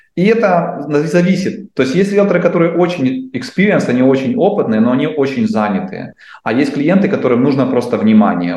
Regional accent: Dnipro, Dnipropetrovsk Oblast, Ukraine; now in Canada; я из Украины, из Днепра

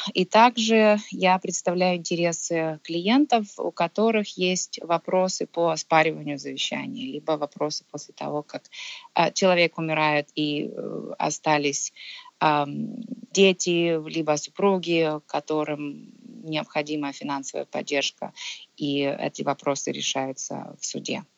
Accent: Kharkiv, Kharkiv Oblast, Ukraine; moved away as an adult; now in Ontario, Canada; Родом я сама изначально с Украины, а, я из Харькова, я закончила в Харькове Харьковский государственный университет.

